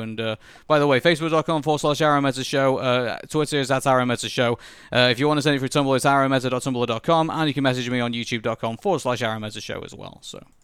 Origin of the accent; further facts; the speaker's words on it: United Kingdom; I'm British